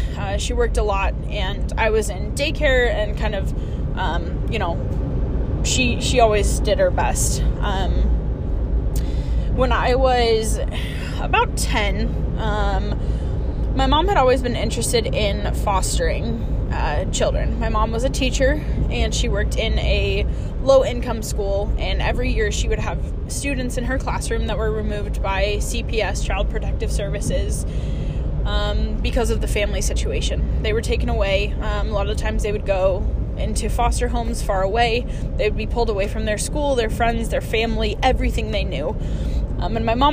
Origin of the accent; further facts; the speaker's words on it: Texas, United States; I was born in Texas. I was born into a military family.